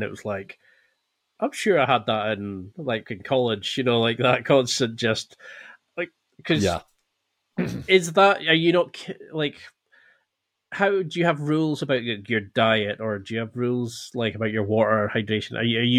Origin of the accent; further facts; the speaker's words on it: Scotland, United Kingdom; now in Glasgow, United Kingdom; Well, I'm in Glasgow now, but I'm originally from the Highlands of Scotland, so it's up like, think of Game of Thrones